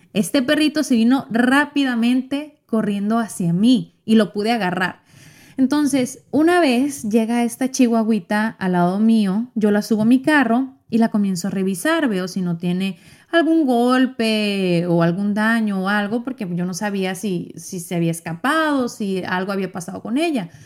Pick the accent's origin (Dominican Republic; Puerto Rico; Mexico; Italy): Mexico; yo soy mexicana